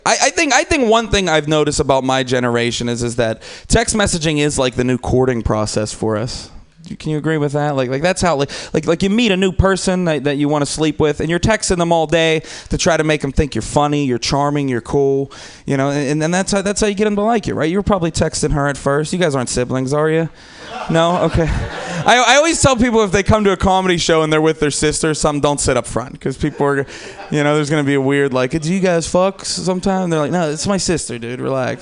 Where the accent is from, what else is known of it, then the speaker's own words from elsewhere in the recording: Pittsburgh, Pennsylvania, United States; like I said, I'm from Pittsburgh. I'm from the East Coast. Like, it's not just cool to smoke weed outside on the East Coast.